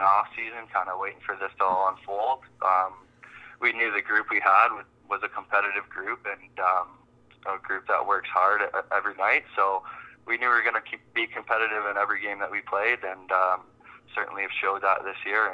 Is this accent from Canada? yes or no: yes; Toronto area, Ontario, Canada; growing up in the Toronto area, myself especially, uh, grew up a rock fan